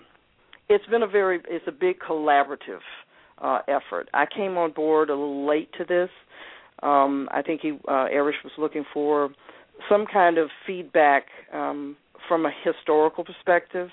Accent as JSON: {"language": "English", "town": "Atlanta", "region": "Georgia", "country": "United States", "tie": "born or raised there", "said": "I was raised here in Atlanta"}